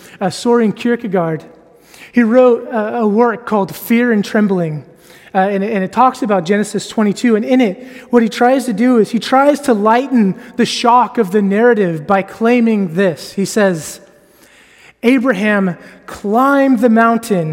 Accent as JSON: {"language": "English", "country": "United States", "moved": "yes", "lives_now": "Edinburgh, United Kingdom", "said": "I am American."}